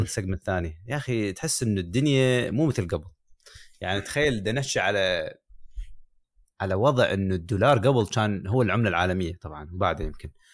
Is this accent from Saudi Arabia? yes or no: no; Iraq; also born or lived in United Kingdom; now in United States; احافظ على هويتي كعراقي